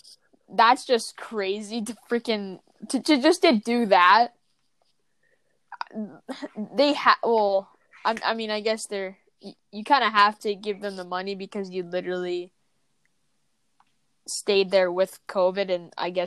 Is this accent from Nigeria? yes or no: no; Canada; We're Canadian.